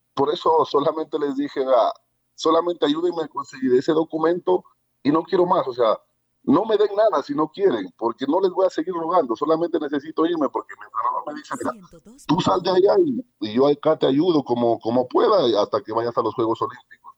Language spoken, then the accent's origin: Spanish; Ecuador; yo soy atleta ecuatoriano